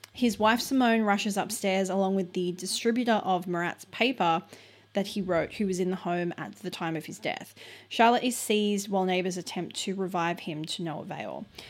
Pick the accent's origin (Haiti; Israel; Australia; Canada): Australia; We're very Australian